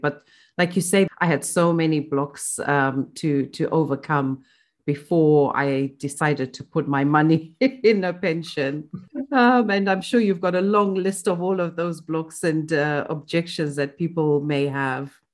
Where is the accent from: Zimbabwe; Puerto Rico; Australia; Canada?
Zimbabwe; moved away; I grew up in Zimbabwe